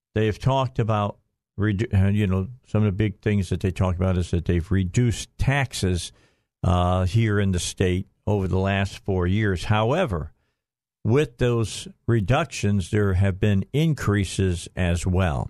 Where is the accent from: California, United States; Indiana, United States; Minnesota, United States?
Indiana, United States; Northwest; also born or lived in Gary, Indiana; I was born in, in Gary, raised in Northwest Indiana